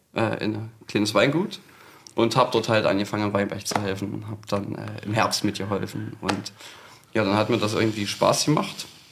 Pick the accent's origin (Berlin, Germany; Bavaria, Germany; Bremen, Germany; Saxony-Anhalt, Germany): Saxony-Anhalt, Germany; Scheidungen; in dem Ort, wo ich aufgewachsen bin, das ist ein ganz kleines Kaffburg, Scheidung nennt sich